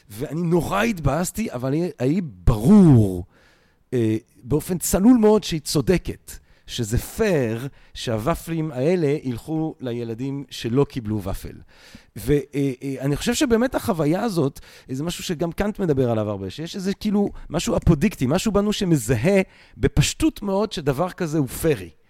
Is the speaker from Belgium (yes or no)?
yes; Antwerp, Flanders, Belgium; moved away; אבא שלך ואני נולדנו באותו חור, בקיצור. מדהים. כן, אני מאנטוורפן.